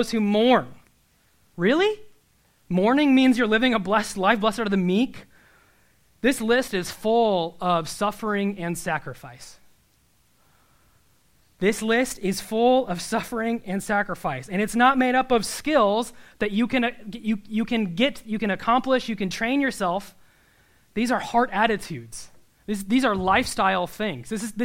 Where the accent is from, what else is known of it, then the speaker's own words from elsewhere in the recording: Nebraska, United States; I'm from Nebraska